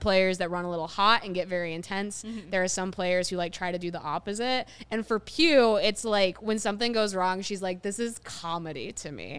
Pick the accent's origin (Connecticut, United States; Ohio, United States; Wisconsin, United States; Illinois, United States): Ohio, United States; I grew up in Ohio